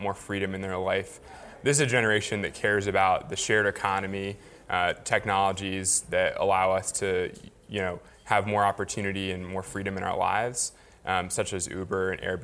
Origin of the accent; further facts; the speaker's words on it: Frederick, Maryland, United States; also born or lived in Washington, D.C.; I grew up in Frederick, Maryland